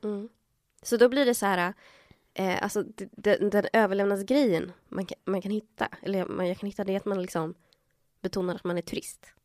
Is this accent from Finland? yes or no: no; Chile; Men samtidigt så var de medvetna att jag var chilenare. Ah. För de, de, de ser ju det, alltså i Latinamerika så ser man ju vart alla är ifrån.